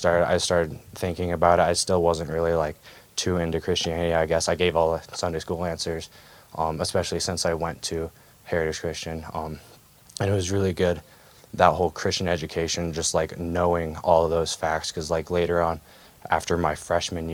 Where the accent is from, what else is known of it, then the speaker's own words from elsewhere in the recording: Bozeman, Montana, United States; also born or lived in Washington; We moved to Bozeman when I was 3